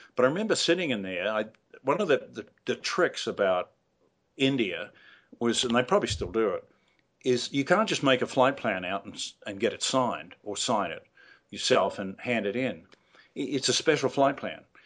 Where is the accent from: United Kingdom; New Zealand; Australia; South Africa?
New Zealand; I'm an ex colonial just like you. And, uh, you know, I'm from New Zealand